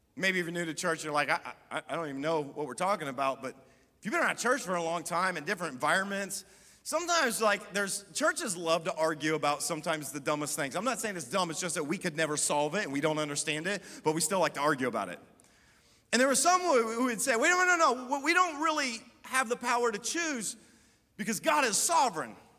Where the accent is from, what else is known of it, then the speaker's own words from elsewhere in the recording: Columbus, United States; also born or lived in Germany; they moved us back to Columbus. This is where I'd spent 10 years growing up